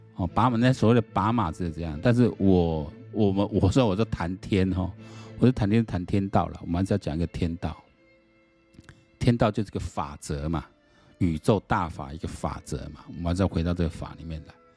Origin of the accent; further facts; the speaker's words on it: Taiwan; 我们台湾人